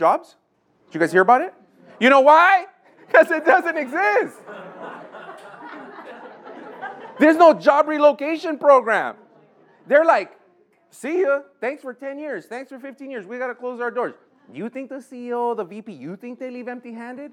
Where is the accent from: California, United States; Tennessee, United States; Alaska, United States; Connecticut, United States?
California, United States; Los Angeles; I grew up in Lincoln Heights